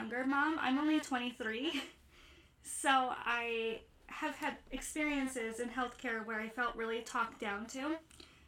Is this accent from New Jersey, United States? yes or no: no; Ohio, United States; I'm from Ohio in the States.